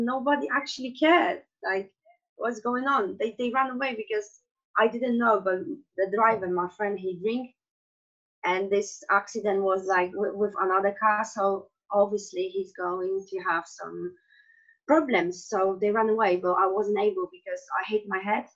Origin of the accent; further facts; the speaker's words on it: Poland; English is a second language; moved away as an adult; also born or lived in Germany; originally I'm from Poland, and I spent 10 years of my life being abroad, because when I was 19, I decided that I want to go and travel around the world